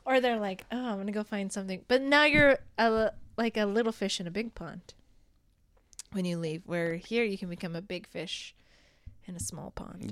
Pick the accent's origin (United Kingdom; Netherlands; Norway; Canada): Canada; Rocky Mountain House, Alberta; now in Red Deer, Canada; I was from Rocky Mountain House